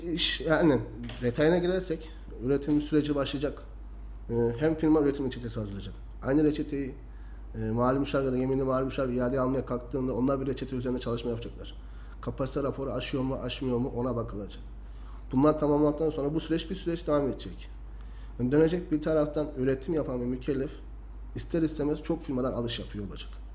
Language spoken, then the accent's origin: Turkish; Kayseri Province, Turkey; Ben seksen dokuz doğumlu Kayseri doğumluyum.